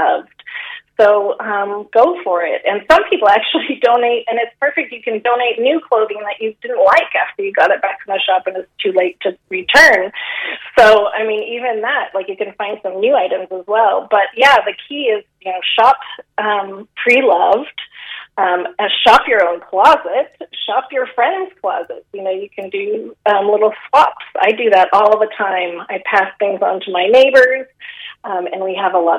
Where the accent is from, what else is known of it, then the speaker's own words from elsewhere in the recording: San Francisco, California, United States; accent: American; moved away as an adult; now in Galway, Ireland; I'm from San Francisco